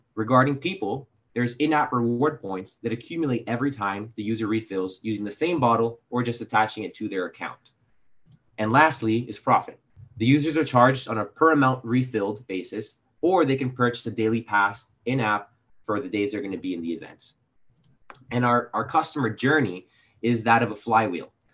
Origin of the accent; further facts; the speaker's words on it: Miami, Florida, United States; now in New York, United States; I'm from Miami, Florida